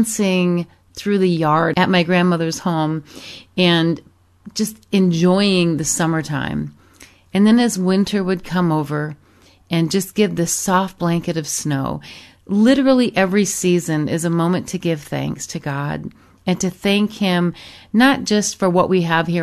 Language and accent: English; Michigan, United States; moved away; also born or lived in Arizona / Europe; I grew up in Michigan and many, many years ago moved to Arizona, spent time in Europe